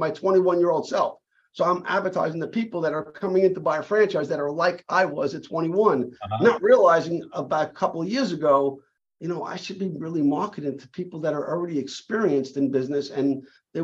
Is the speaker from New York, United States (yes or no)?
yes; New York City, New York, United States; as a young kid growing up in Brooklyn